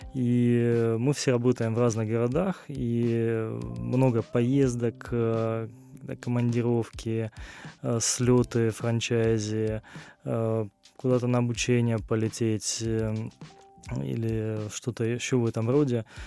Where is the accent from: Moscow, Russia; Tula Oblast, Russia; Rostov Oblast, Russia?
Rostov Oblast, Russia; Rostov-on-Don; я родился в Ростове-на-Дону, здесь же проживаю основную часть времени